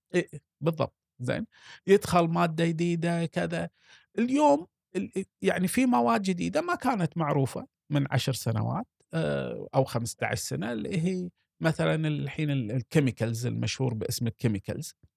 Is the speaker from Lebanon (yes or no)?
no; Kuwait; عندنا في الكويت